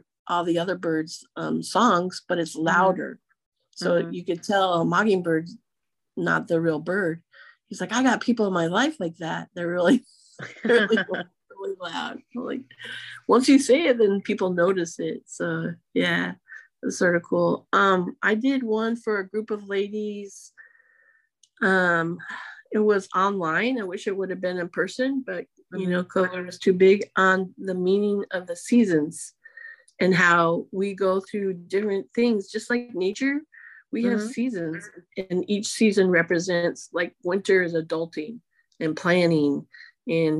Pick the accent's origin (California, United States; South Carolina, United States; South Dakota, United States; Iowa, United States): Iowa, United States; moved away; I'm originally from Iowa